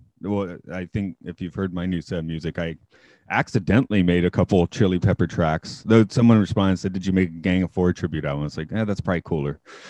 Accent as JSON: {"language": "English", "region": "the South", "country": "United States", "accent": "Southern", "said": "we're from the South, we can understand a Southern accent."}